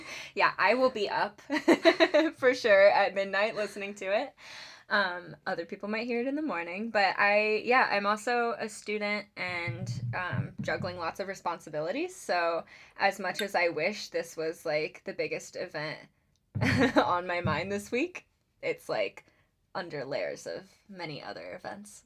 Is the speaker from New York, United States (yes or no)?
no; Charleston, South Carolina, United States; moved away as an adult; now in Seattle, United States; I grew up in Charleston, South Carolina, and I moved out to Seattle in, um, I believe it was 2018 for school.